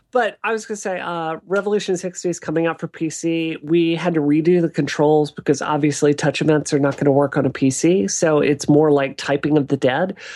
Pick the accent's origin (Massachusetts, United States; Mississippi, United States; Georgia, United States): Mississippi, United States; now in Boston, United States; being a kid in Mississippi in the eighties and nineties